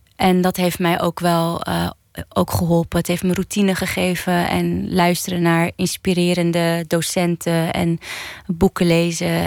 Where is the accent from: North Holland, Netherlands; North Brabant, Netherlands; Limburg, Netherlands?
North Holland, Netherlands; Amsterdam; opgegroeid in Oud-Zuid